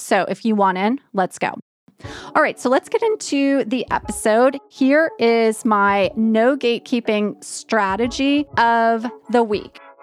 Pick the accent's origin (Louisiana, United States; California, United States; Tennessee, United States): Louisiana, United States; New Orleans; moved away; New Orleans is my hometown